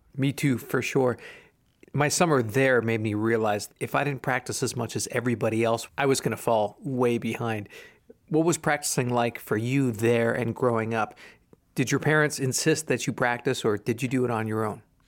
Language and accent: English; New York, United States; I'm from New York